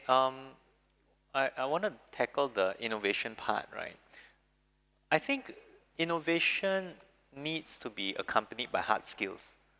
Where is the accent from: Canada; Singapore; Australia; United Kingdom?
Singapore; people born, born and bred in Singapore